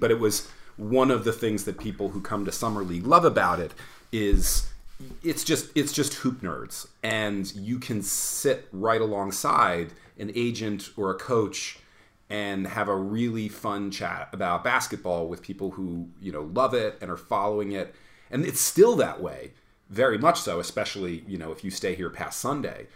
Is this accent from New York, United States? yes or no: yes; New York, United States; now in Brooklyn, United States; I'm from New York